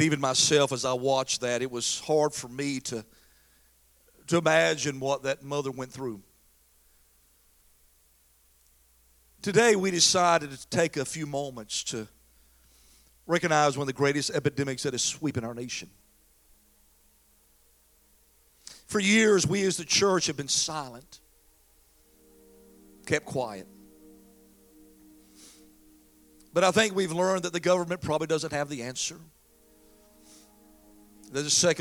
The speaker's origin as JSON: {"language": "English", "town": "Falcon", "region": "North Carolina", "country": "United States", "tie": "born or raised there", "said": "I grew up in Falcon, North Carolina"}